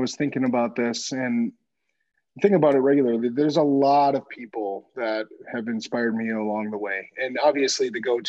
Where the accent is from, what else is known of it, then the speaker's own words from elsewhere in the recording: Eagle River, Wisconsin, United States; also born or lived in Minneapolis, Minnesota; growing up outside of Minneapolis. Minnesota hockey state, right? And grew up in northern Wisconsin then. And what an awesome spot to grow up. Small town, Eagle River, Wisconsin is a hockey town of Wisconsin. So I happened to move from Minnesota to the hockey